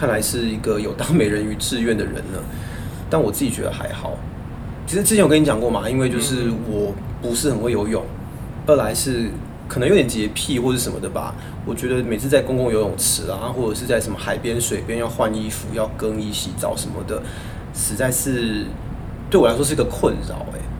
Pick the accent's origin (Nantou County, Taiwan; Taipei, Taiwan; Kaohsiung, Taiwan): Taipei, Taiwan; 我作为一个台北人，